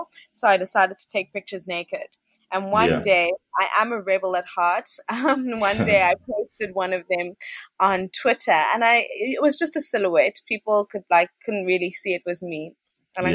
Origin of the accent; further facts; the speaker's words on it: South Africa; moved away as an adult; now in Ghana; it's not the first time I've lived outside of South Africa